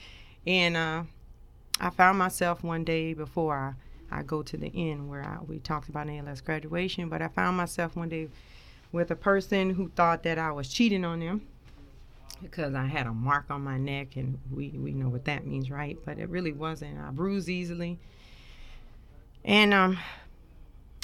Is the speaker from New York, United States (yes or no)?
no; New Orleans, Louisiana, United States; now in Dover, United States; I grew up in New Orleans, Louisiana, kind of born Charity Hospital, if anybody know what that is, out there in New Orleans, they know.